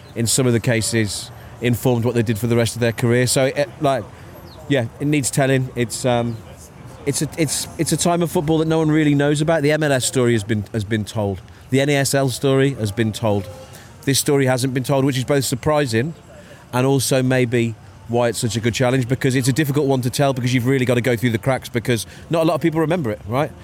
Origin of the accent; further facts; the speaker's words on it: Wolverhampton, West Midlands, United Kingdom; I was born in Wolverhampton, born in New Cross Hospital